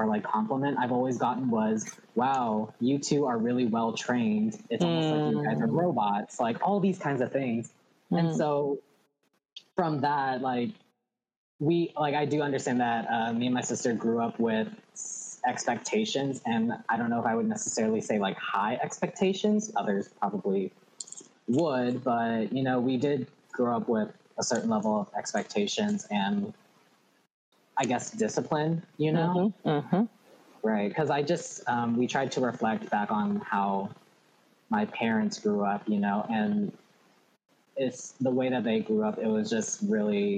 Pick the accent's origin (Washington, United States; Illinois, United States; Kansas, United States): Washington, United States; Auburn; I am from Auburn, Washington